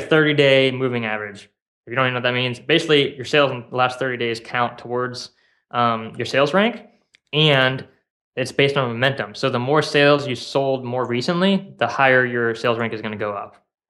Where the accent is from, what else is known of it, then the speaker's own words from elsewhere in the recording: South Bend, Indiana, United States; moved away as an adult; now in Kauai, United States; I grew up in South Bend and, uh, I moved here a couple years ago.